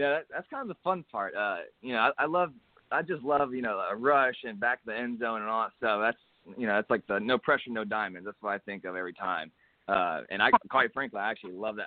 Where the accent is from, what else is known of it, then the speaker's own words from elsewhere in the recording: Hutto, Texas, United States; a little school over here in my hometown of Hutto, Texas